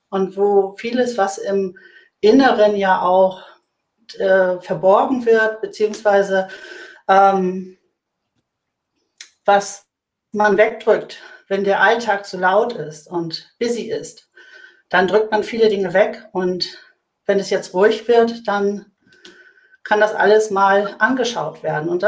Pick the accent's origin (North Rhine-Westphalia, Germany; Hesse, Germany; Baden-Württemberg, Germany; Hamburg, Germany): Hamburg, Germany; Ich bin äh, Hamburgerin, äh, Bankerin seit 30 Jahren